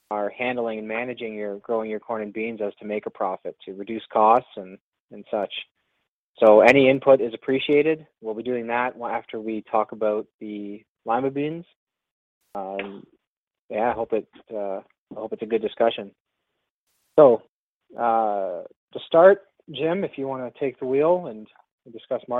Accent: Ontario, Canada; I'm from Ontario.

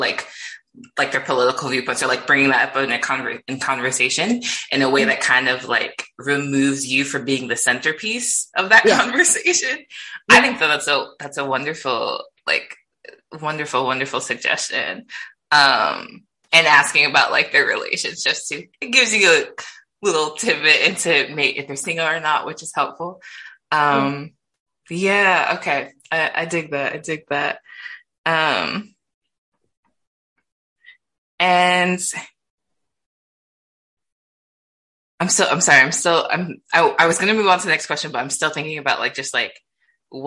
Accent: Midwest, United States; I grew up in the Midwest

